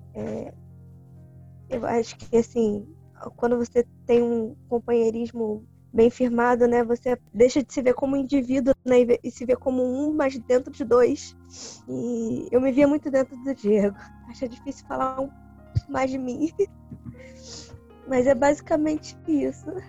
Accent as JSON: {"language": "Portuguese", "town": "Macaé", "region": "Rio de Janeiro", "country": "Brazil", "tie": "born or raised there", "said": "eu sou realmente macaense, moro aqui desde que eu nasci"}